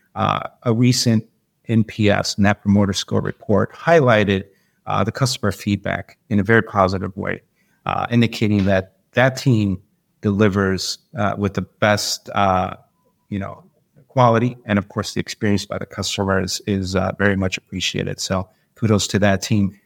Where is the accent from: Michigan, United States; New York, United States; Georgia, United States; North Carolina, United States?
Michigan, United States; Detroit; moved away as an adult; now in Florida, United States; When I was young, I grew up in Detroit, came up through the, you know, uh, the city life a little bit